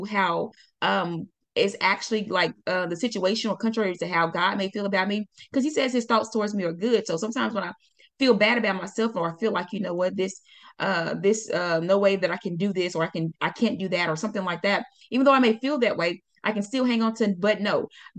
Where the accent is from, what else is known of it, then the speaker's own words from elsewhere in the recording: Pine Bluff, Arkansas, United States; moved away; That's where I was born and raised.